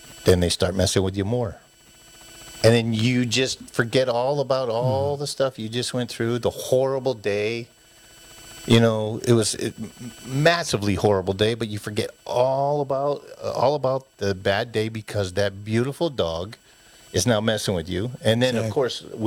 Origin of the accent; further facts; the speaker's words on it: East Coast, United States; moved away; when I was a kid, you know, growing up on the East Coast